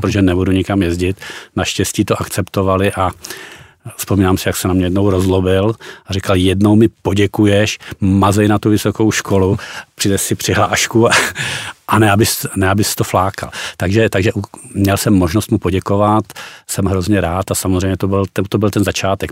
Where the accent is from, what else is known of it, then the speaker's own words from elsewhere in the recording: Vysočina Region, Czechia; já jsem taky z Vysočiny